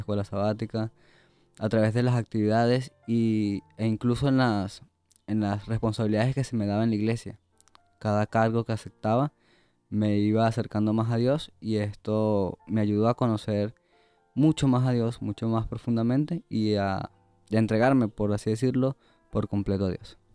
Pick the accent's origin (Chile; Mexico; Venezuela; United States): Venezuela; moved away; soy de Venezuela